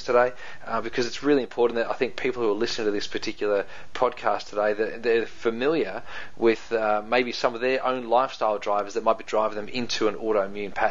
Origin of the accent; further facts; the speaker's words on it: New Zealand; accent: Kiwi; That's my Kiwi accent coming out there